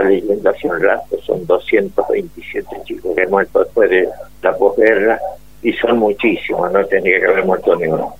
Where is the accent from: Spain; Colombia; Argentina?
Argentina; Como argentinos